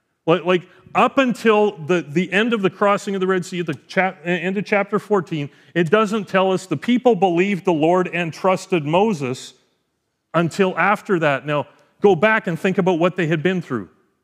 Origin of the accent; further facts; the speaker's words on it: Edmonton, Alberta, Canada; I mean, I came from Edmonton. I knew what those were like.